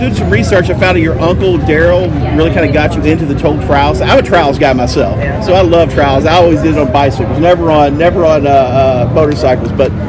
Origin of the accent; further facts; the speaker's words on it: Louisville, Kentucky, United States; we're from Louisville.